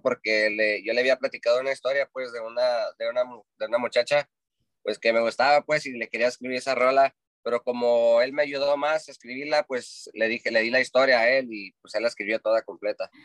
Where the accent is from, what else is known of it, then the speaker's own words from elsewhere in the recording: Santa Cruz, California, United States; Yo soy de Santa Cruz, California